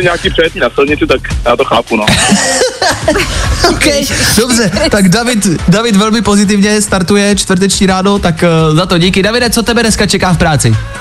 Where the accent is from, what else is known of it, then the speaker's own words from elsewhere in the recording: Pardubice, Pardubice Region, Czechia; Od Pardubic pocházím